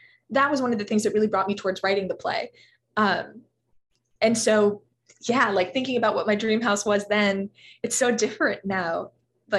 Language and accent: English; Los Angeles, California, United States; I grew up in a little pocket of Los Angeles that was really transforming when I was a little kid